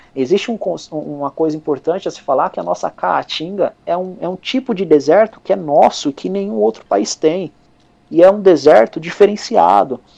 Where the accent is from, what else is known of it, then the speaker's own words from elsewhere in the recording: Brazil; como brasileiro